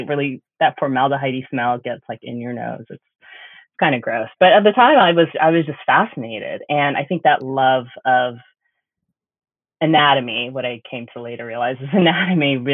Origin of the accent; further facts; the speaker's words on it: Oklahoma, United States; I grew up in Oklahoma